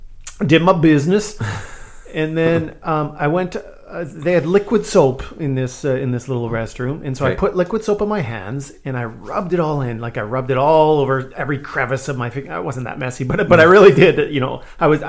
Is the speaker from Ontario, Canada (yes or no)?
no; Saskatchewan, Canada; I grew up in Saskatchewan